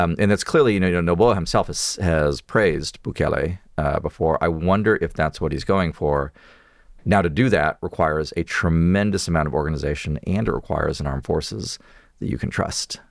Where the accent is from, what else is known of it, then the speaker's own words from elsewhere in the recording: Texas, United States; we as a Texan